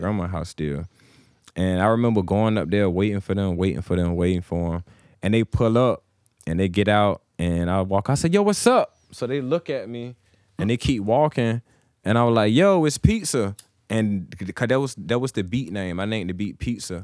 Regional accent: Suffolk, Virginia, United States; moved away as an adult; now in Chesapeake, United States; I was born, I'm from Suffolk

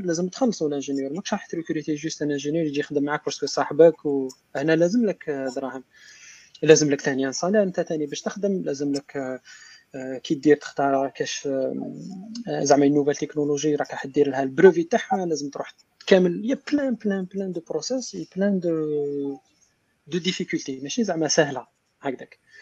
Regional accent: Algeria; moved away; حنا عربي جزائري

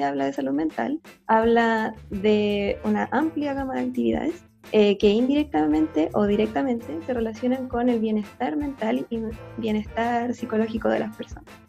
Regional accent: Concepción, Biobío, Chile; yo soy sureña, por así decirlo, eso también supongo que es parte de mí, porque nací en Concepción

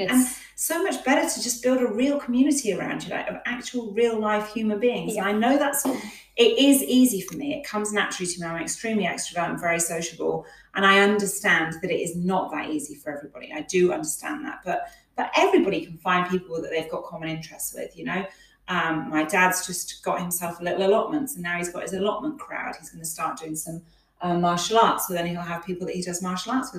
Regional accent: Plymouth, South West England, United Kingdom; moved away as an adult; now in Malaga, Spain; I'm from Devon in the UK, uh, right on the Cornwall border, Plymouth on the Cornwall border. So I spent my entire life up until I moved here with those amazing, beautiful beaches

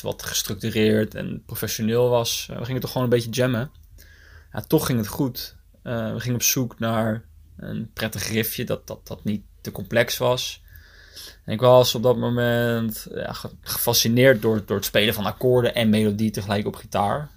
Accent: Noordwijk, South Holland, Netherlands; also born or lived in The Hague; ik en Uniek, allebei geboren en getogen in Noordwijk

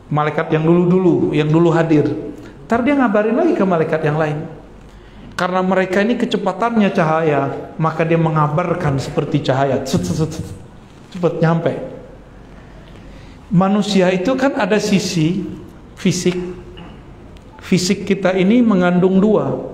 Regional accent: Sumatra, Indonesia; Di Sumatera dulu nggak ada saya ketemu karena emang di kampung saya nggak ada majelis habaib nggak ada.

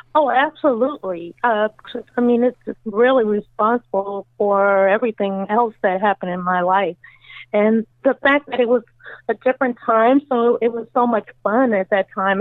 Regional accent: California, United States; moved away as an adult; also born or lived in New York; now in Virginia, United States; I was born in New York, and I lived there until I was nine years old, and then I moved to California, of course, to do the show and I lived out there, gosh, my entire life.

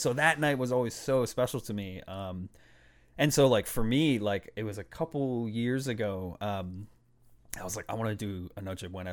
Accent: Boston, Massachusetts, United States; also born or lived in Puerto Rico (ancestry); I grew up in Boston

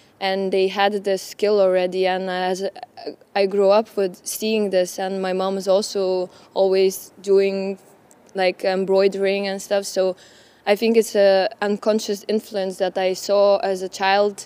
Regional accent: Lithuania; I'm from Lithuania

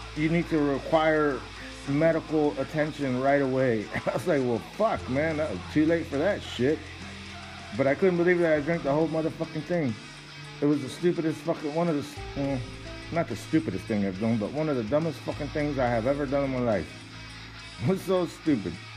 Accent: Texas, United States; We're from Texas, the fucking flatlands, the land of the Comanches.

